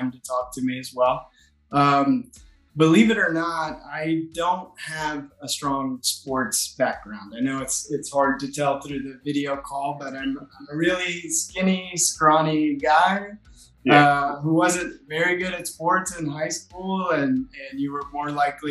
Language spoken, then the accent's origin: English; Austin, Texas, United States; moved away as an adult; now in Barcelona, Spain; I'm originally from Austin, Texas